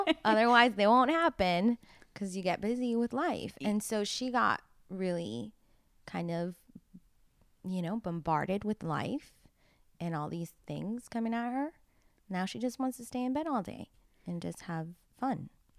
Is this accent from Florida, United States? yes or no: yes; Miami, Florida, United States; I am from Miami.